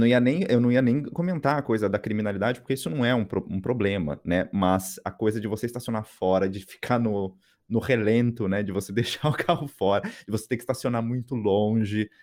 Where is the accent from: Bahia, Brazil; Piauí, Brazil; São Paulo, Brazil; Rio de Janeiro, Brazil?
São Paulo, Brazil; São José dos Campos; moved away; Eu sou de São José dos Campos